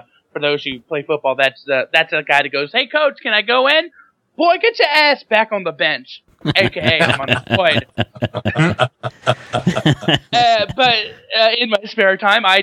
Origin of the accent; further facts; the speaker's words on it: Tampa, Florida, United States; I'm from the Tampa Bay area of Florida